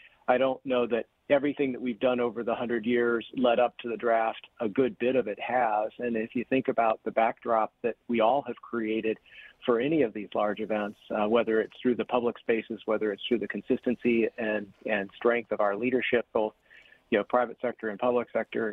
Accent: East Coast, United States; moved away as an adult; now in Detroit, United States; I actually did not grow up in Detroit. I grew up on the East Coast

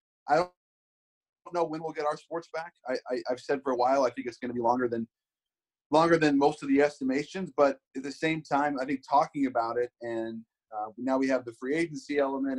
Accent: Seattle, Washington, United States; growing up in Seattle

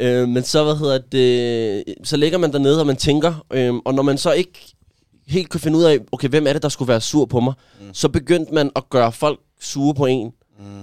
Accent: Gentofte, Capital Region of Denmark, Denmark; jeg er vokset op i Gentofte

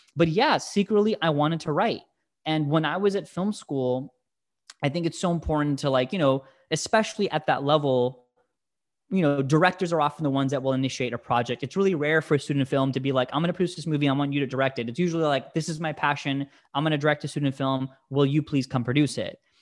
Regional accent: United States; English is a second language; I'm an immigrant. I came to this country when I was, you know, four months old, but, but still, you know, growing up in a house of immigrants and English is my second language

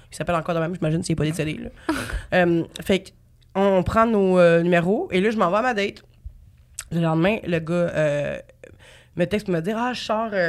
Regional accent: Trois-Rivières, Quebec, Canada; Moi, je viens de Trois-Rivières.

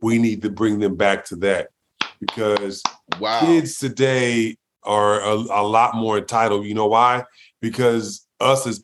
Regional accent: Los Angeles, California, United States; I grew up in South Central L.A., you know, when it was the murder capital of the world at the time

